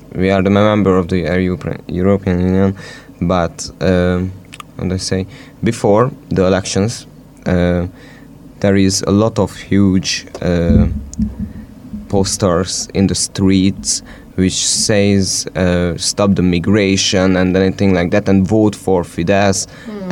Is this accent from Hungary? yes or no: yes; Southern Hungary, Hungary; I'm from Hungary, the southern part of Hungary, not from Nyíregyháza.